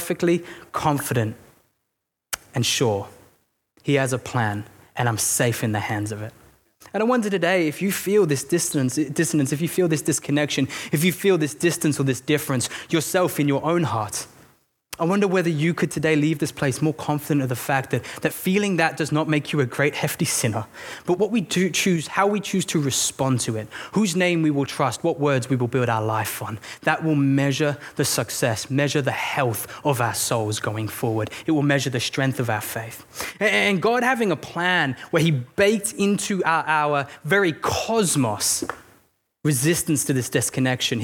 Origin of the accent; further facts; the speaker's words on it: England, United Kingdom; I'm English